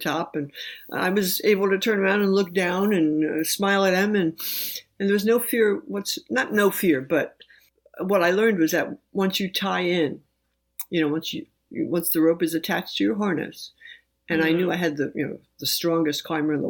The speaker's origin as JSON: {"language": "English", "town": "New York City", "region": "New York", "country": "United States", "tie": "born or raised there", "moved": "yes", "said": "I grew up in New York City"}